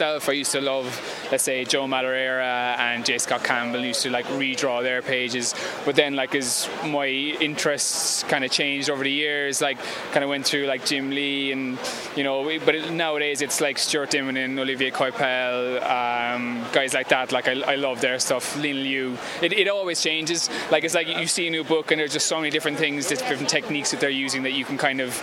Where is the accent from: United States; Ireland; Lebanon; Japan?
Ireland; I'm from Ireland, so kind of like it was kind of a different scene over there